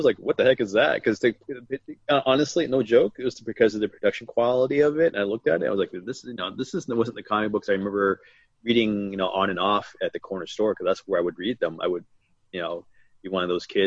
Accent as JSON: {"language": "English", "town": "Toronto", "region": "Ontario", "country": "Canada", "tie": "born or raised there", "said": "I basically was born and raised in Toronto"}